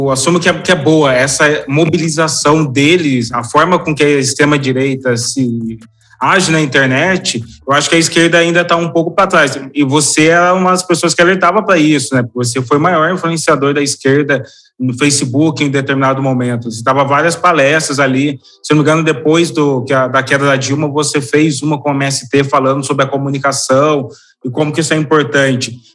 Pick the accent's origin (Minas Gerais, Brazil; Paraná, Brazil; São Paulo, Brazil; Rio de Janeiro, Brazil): São Paulo, Brazil; Guaratinguetá; E já o pessoal do interior, porque eu sou daquele interior, né? Sou de Guaratinguetá. Aqui não faz muito sentido essa polarização.